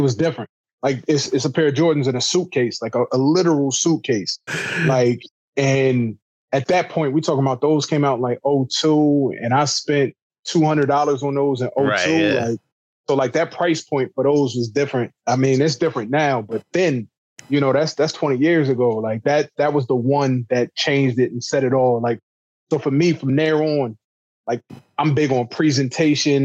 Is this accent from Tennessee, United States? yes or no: no; New Jersey, United States; I'm from Jersey, but all my family's from New York